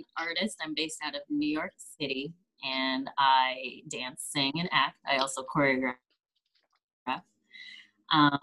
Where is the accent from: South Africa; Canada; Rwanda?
Canada; Kelowna, British Columbia; also born or lived in Vancouver, Canada; So I'm originally from, I grew up in Kelowna, British Columbia, Canada.